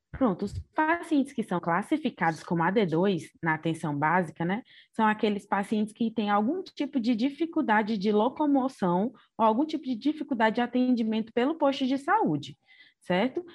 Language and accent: Portuguese; Ceará, Brazil; also born or lived in Cáceres, Mato Grosso; Nasci em Cáceres, no Mato Grosso, mas vivi minha vida toda no Ceará, então sou cearense de coração